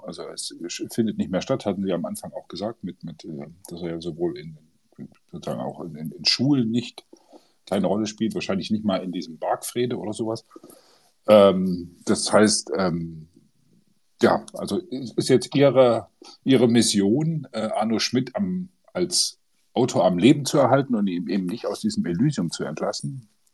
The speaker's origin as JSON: {"language": "German", "area": "GDR", "region": "East Germany", "country": "Germany", "tie": "born or raised there", "said": "wir kommen ja beide aus der DDR, also zumindest in der DDR geboren"}